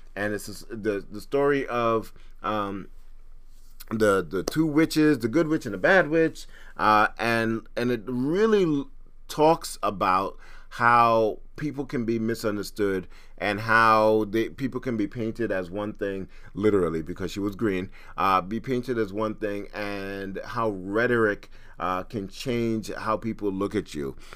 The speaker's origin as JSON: {"language": "English", "country": "Trinidad & Tobago", "said": "I'm from Trinidad"}